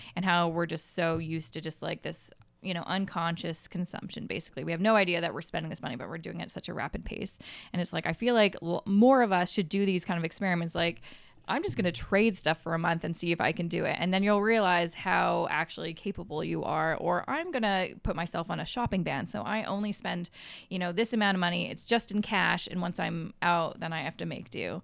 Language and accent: English; Coquitlam, British Columbia, Canada; moved away as an adult; also born or lived in Vancouver; now in Toronto, Canada; where I grew up was in Coquitlam, about thirty minutes outside of the city